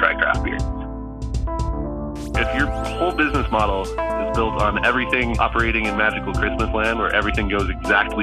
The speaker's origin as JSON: {"language": "English", "town": "Salt Lake City", "region": "Utah", "country": "United States", "tie": "born or raised there", "said": "I'm from Salt Lake City, Utah. I grew up here and I'm still there."}